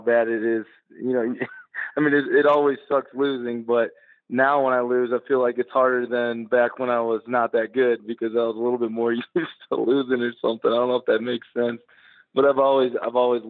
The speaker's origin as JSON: {"language": "English", "town": "Chicago", "region": "Illinois", "country": "United States", "said": "the Chicago flag. That's where I'm from"}